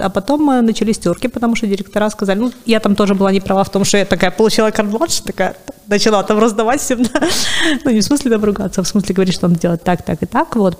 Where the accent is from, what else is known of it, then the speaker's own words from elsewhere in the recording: Sevastopol, Crimea, Ukraine; moved away as an adult; also born or lived in Kyiv; я сама из Севастополя